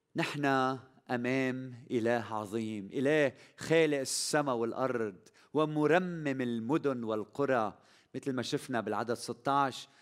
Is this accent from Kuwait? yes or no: no; Lebanon; بلدنا لبنان